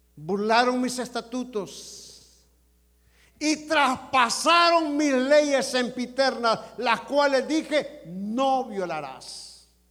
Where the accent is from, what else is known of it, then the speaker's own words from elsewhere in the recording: El Salvador; now in United States; como buen salvadoreño